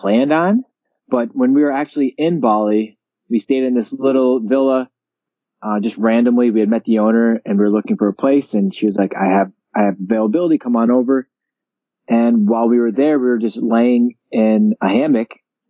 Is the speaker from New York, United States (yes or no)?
yes; Northern New York, United States; moved away as an adult; I'm from Northern New York, not far from Canada actually. Just on the other side of Ottawa. And I moved to New York City to pursue my doctorate in physical therapy.